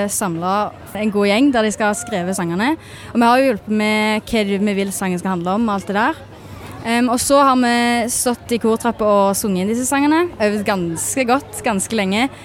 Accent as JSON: {"language": "Norwegian", "area": "Frøyland", "region": "Rogaland", "country": "Norway", "said": "og jeg kommer fra Frøyland."}